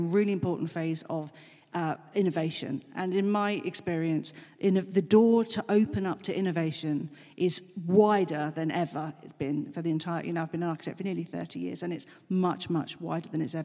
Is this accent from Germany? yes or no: yes; Germany; moved away; I was brought up in Germany.